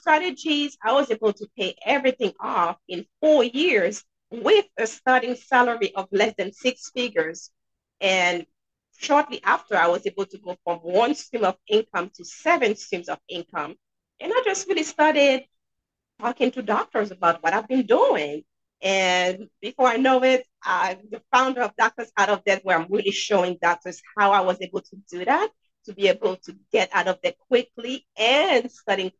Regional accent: Haiti; now in New Hampshire, United States; I'm sure you guys can hear an accent. And yes, I'm from Haiti, but I'm in New Hampshire

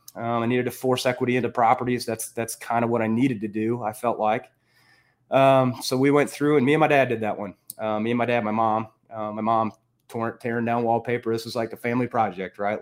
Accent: Northern Illinois, United States; moved away as an adult; also born or lived in Iowa / Minneapolis; I grew up in Northern Illinois

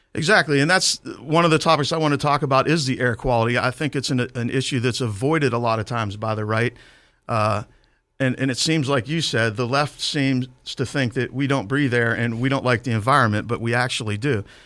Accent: Clairton, Pennsylvania, United States; I grew up in Clareton. Uh, we moved there when I was six

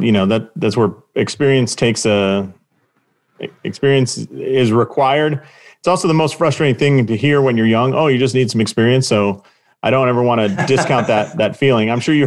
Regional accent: Southern California, United States; moved away; I'm originally from Southern California.

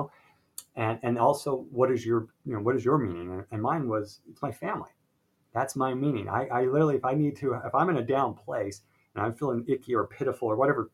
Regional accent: Salt Lake City, Utah, United States; I was born and raised in Salt Lake City, Utah

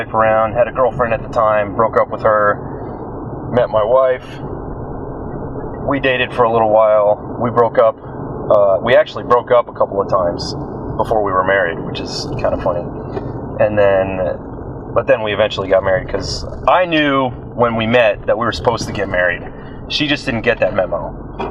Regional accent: New Jersey, United States; moved away as an adult; I was born and raised in New Jersey

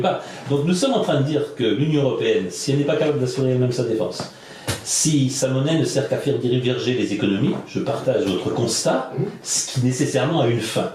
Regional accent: France; Je suis de France.

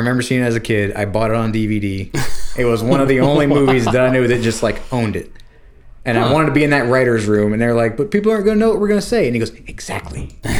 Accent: Florida, United States; moved away; Because I'm from Florida

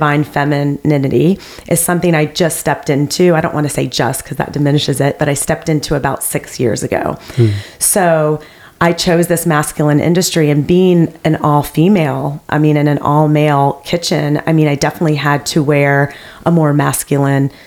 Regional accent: the South, United States; I grew up in the South

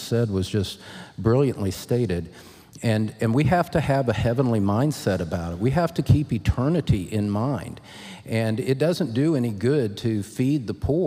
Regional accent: Scotland, United Kingdom; I'm Scottish

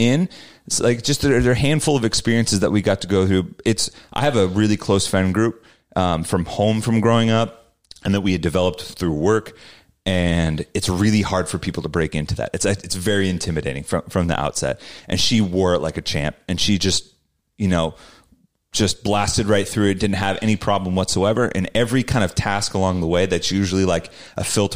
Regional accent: Salinas, California, United States; my hometown of Salinas

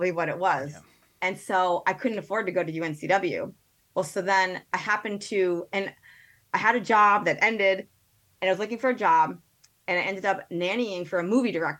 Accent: Connecticut, United States; moved away as an adult; also born or lived in Evanston, Illinois; I'm from Connecticut

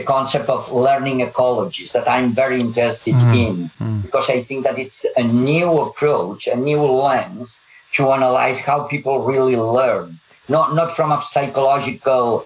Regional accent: Catalonia, Spain; first language Catalan; English is a second language; my mother tongue is Catalan and then Spanish

